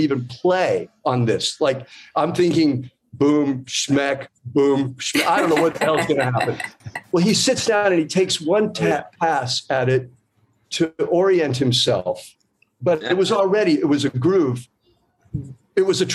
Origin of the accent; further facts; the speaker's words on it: Florida, United States; moved away; I'm from Florida.